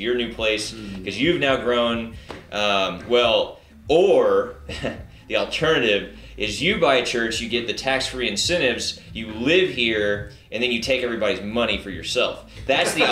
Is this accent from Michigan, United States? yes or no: no; Spring, Texas, United States; I grew up in the Spring Klein area